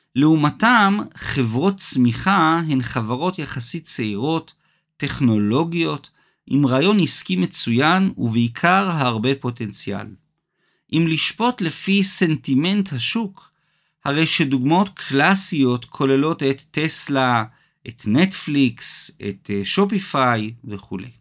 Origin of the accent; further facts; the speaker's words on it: Israel; הזיכרון הקולקטיבי הכואב שלנו, כישראלים